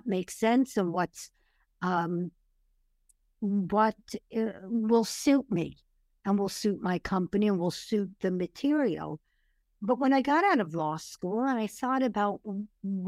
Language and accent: English; New York City, New York, United States; moved away as an adult; also born or lived in Paris, France; now in Los Angeles, United States; growing up in Brooklyn